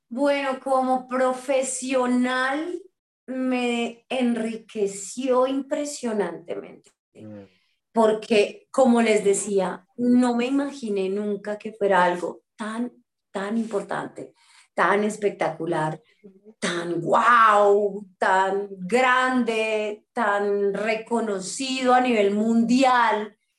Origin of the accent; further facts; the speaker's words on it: Bucaramanga, Santander, Colombia; moved away; also born or lived in Bogotá; visitaba mi tierra natal, Bucaramanga